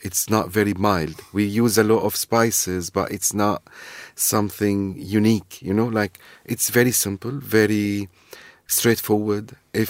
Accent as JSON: {"language": "English", "country": "Syria", "second_language": "English", "lives_now": "London, United Kingdom", "said": "But there is also my own recipes, which is adjusted as a Londoner, Syrian, who dare to dream about new recipes and adjust it as a Syrian recipes."}